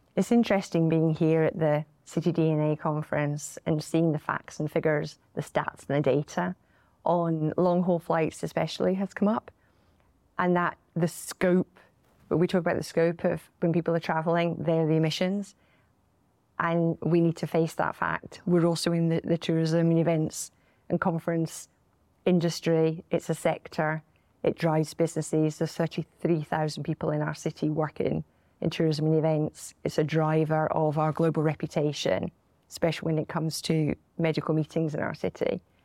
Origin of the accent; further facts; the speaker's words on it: Glasgow, Scotland, United Kingdom; our city and our country